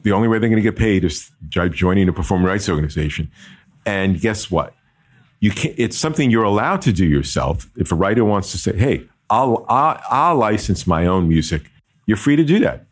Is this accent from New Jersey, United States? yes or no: yes; Jersey City, New Jersey, United States; I'm from New Jersey, born and bred in Jersey City, New Jersey, and lived in Jersey